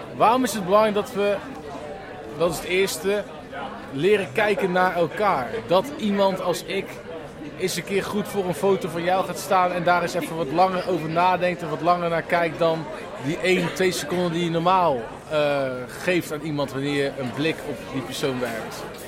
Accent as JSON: {"language": "Dutch", "country": "Netherlands", "said": "wij als Nederlanders"}